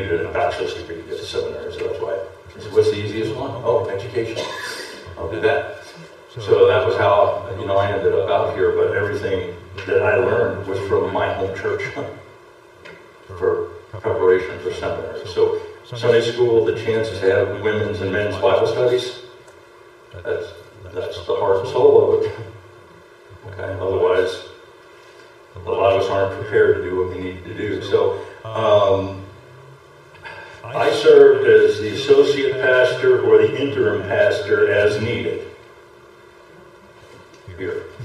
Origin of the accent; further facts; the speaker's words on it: New York City, New York, United States; now in Crawford, United States; I grew up in New York City